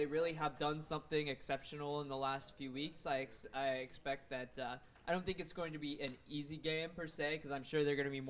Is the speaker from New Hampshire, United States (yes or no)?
no; Olive Branch, Mississippi, United States; I'm 22, I'm from Olive Branch, I am a marine biology senior